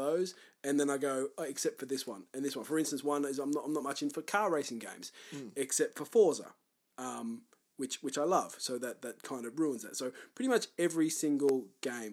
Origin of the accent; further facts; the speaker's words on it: Australia; a couple of sexy as fuck Australian dudes